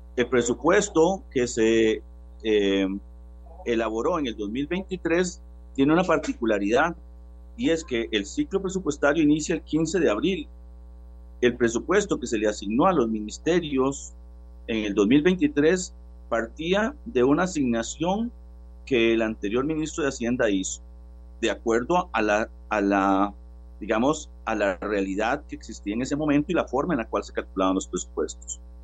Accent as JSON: {"language": "Spanish", "country": "Costa Rica", "said": "como costarricenses"}